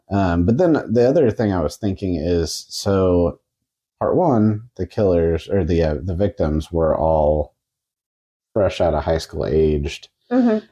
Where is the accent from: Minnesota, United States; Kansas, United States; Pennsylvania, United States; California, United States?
Kansas, United States; We're from Kansas